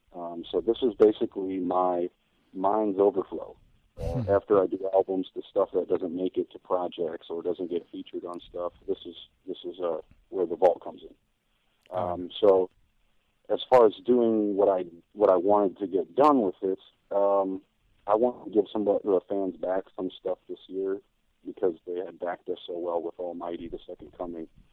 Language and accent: English; United States; for me being an American